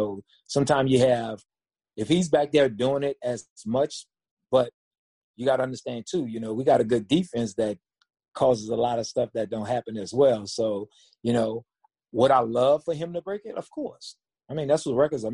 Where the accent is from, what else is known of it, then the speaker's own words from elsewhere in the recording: New Orleans, Louisiana, United States; I'm from New Orleans